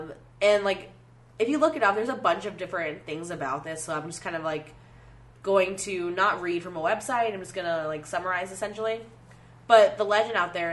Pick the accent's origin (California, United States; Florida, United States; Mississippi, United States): Florida, United States; now in Chicago, United States; I'm from Florida